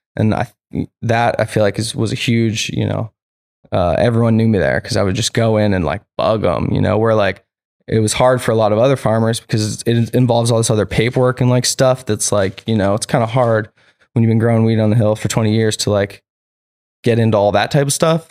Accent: Petaluma, California, United States; also born or lived in New Hampshire / Santa Rosa / Humboldt; I grew up in Petaluma

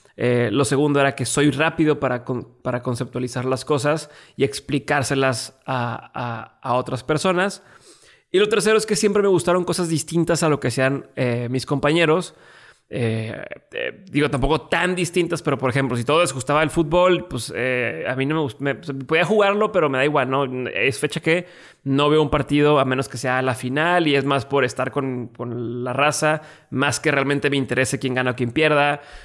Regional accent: Mexico; mi nacionalidad mexicana

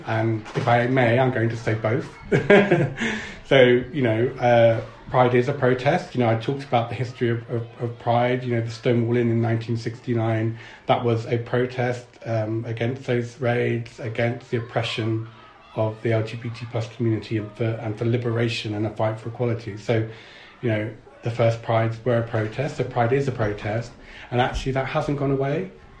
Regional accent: London, United Kingdom; now in Bristol, United Kingdom; I'm not Bristol born and bred. I moved down here from London.

